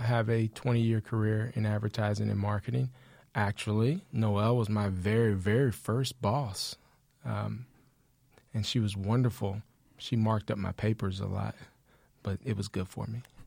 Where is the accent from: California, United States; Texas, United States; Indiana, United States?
Texas, United States; Austin; I am from Austin. We moved here when I was about nine.